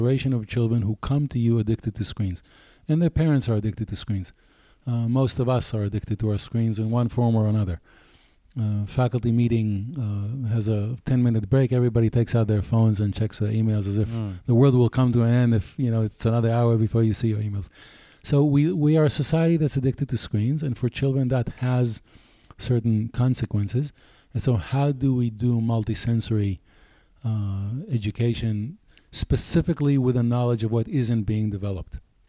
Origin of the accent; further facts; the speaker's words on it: United States; I'm American here.